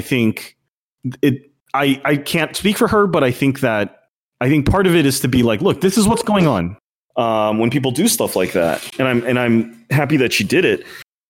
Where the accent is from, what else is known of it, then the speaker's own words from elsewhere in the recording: New York, United States; And I feel ashamed about it as a New Yorker.